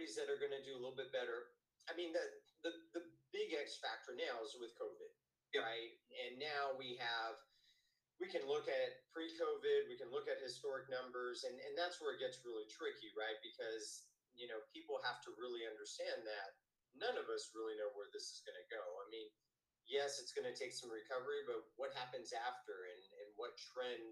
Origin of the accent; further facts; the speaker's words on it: United States; I'm American